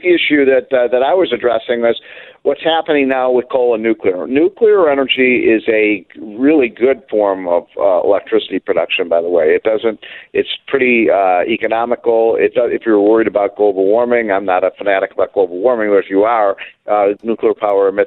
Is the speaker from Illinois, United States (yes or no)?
yes; Chicago, Illinois, United States; I'm from Chicago